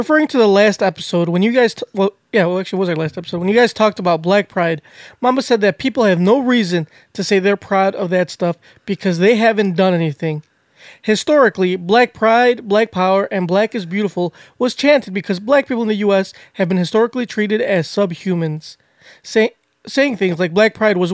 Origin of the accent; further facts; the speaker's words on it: United States; we're whitewashed American from Mexican parents